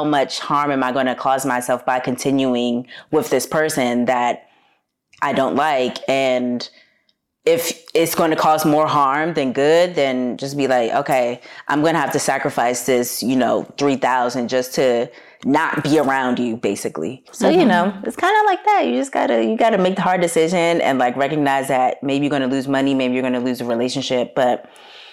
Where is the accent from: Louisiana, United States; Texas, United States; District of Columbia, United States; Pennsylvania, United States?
District of Columbia, United States; Washington; moved away as an adult; also born or lived in Harlem, New York / Los Angeles; now in New York, United States; originally I'm from Washington, D.C., moved to New York for the first time 10 years ago.